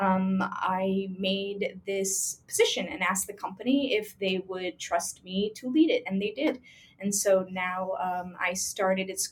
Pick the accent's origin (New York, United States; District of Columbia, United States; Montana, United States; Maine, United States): New York, United States; Long Island; now in Queens, United States; I grew up in Long Island